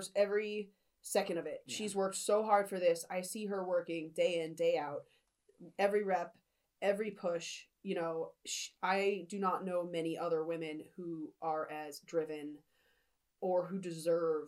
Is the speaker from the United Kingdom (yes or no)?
yes; England, United Kingdom; as English citizens